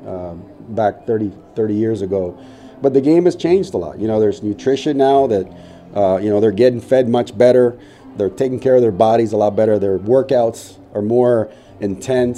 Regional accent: Miami, Florida, United States; when I was a kid growing up in Miami

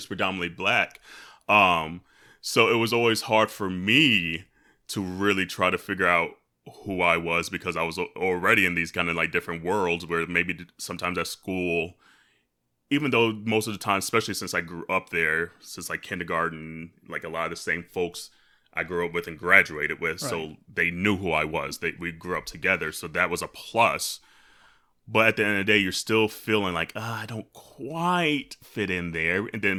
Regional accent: Michigan, United States; where growing up in Michigan, small town Michigan, we were like one of the lone Black families in my school district

